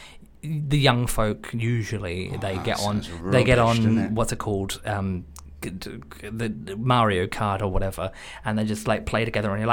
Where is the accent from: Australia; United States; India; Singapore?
Australia; now in United Kingdom; I'm Australian